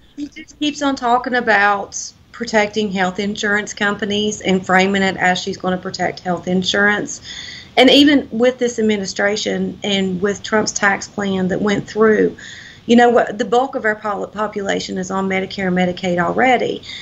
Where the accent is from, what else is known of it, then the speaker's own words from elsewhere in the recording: Wyoming County, West Virginia, United States; I'm from Wyoming County